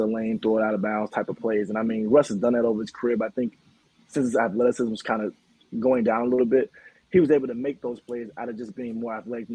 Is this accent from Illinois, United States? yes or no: yes; Chicago, Illinois, United States; moved away as an adult; now in Dallas, United States; I'm originally from Chicago